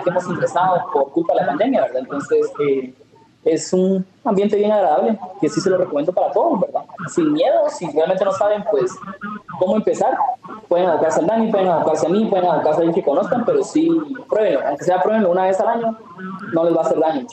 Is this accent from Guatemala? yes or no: yes; Guatemala; nosotros como guatemaltecos